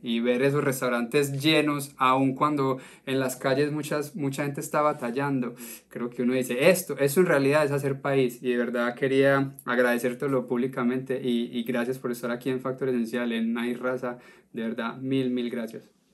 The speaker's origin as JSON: {"language": "Spanish", "country": "Colombia", "moved": "yes", "lives_now": "United States", "said": "como, como colombiano"}